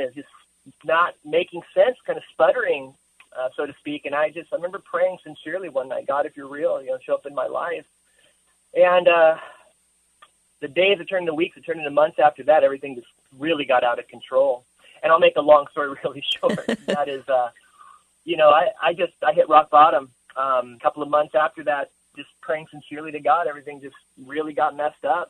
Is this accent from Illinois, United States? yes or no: no; Rolla, Missouri, United States; moved away; I grew up in a town called Rolla, Missouri